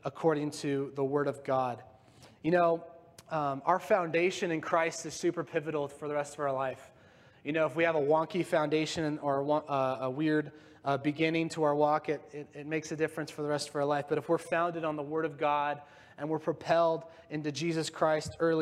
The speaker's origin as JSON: {"language": "English", "town": "Yorba Linda", "region": "California", "country": "United States", "tie": "born or raised there", "moved": "yes", "said": "I'm from Yorba Linda, California in Orange County. That's where I grew up"}